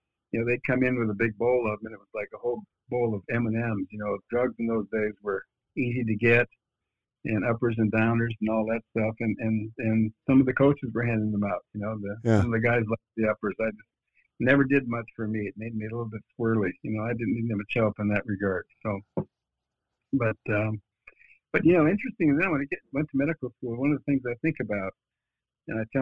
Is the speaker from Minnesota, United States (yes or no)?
yes; northern Minnesota, United States; I grew up in a little town in northern Minnesota, just 6,000 people